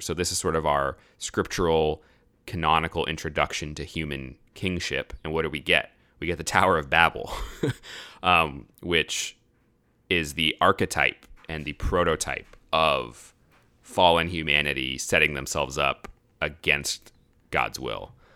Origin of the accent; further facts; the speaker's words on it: United States; As an American citizen, you know, that, that's, that's where I come from.